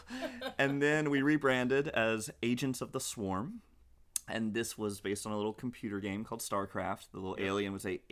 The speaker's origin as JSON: {"language": "English", "town": "Hickory", "region": "North Carolina", "country": "United States", "tie": "born or raised there", "also_born_or_lived": "Ireland / England", "said": "I grew up in Hickory, North Carolina, for the most part, with a little stint in Ireland and a little bit in England as well"}